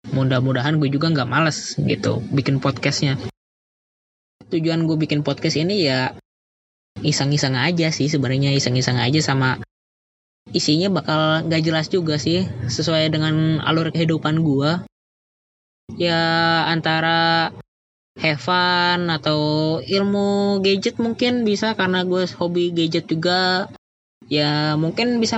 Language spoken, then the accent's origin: Indonesian; Karawang, West Java, Indonesia; born there; lahir di Karawang juga